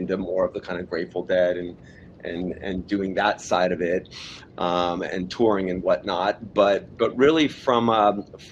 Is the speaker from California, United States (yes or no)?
yes; Los Angeles, California, United States; I was born in Hollywood, raised in Southern California